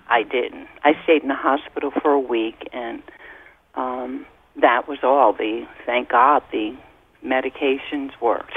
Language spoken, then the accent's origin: English; New Haven, Connecticut, United States; now in Waterbury, United States; I was seven. And uh, I was from New Haven